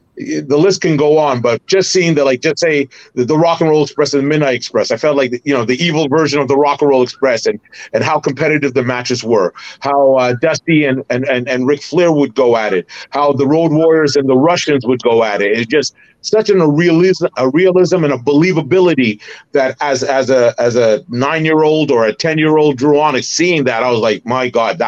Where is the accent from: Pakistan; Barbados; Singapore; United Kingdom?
Barbados; now in Canada; And another Easter egg was, I'm from Barbados, so I made sure the Barbados flag was there. And I'm a Canadian citizen